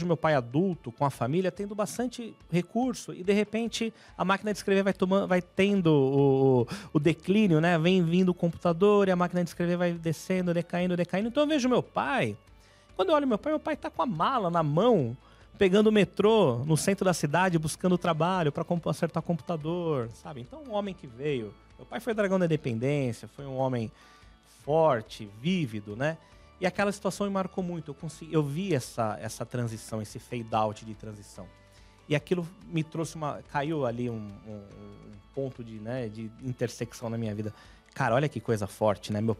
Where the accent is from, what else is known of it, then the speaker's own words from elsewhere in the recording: São Paulo, Brazil; É, então eu sou de São Paulo, perto do bairro, perto da igreja de São Judas.